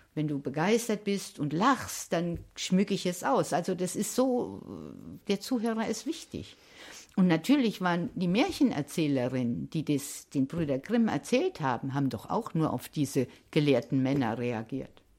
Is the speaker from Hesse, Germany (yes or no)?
yes; Hesse, Germany; ich bin ja auch äh, in Hessen geboren